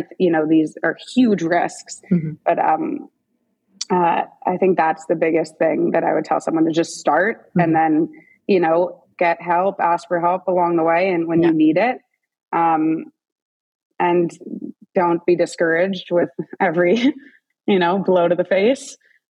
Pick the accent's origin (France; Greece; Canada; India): Canada; Toronto, Ontario; But I use my family a lot. Like we're all from Toronto.